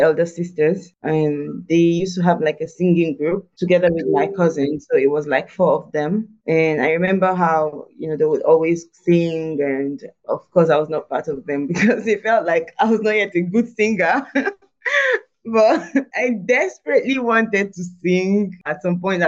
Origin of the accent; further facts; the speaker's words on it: Nigeria; it was grade 6. In Nigeria, it's called JSS1. So entered the school